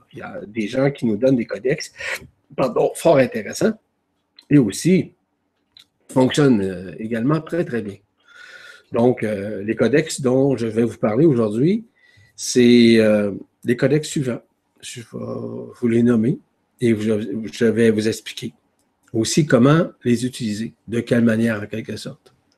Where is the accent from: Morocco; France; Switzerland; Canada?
Canada; Quebec; chez nous au Québec